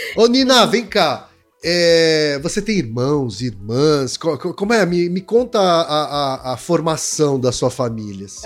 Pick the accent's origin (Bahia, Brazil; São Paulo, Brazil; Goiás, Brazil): São Paulo, Brazil; Osasco; also born or lived in Maringá, Paraná; É, mas eu cresci em Osasco